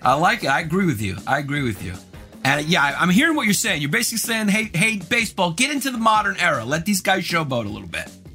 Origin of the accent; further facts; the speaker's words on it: New York, United States; I'm from New York.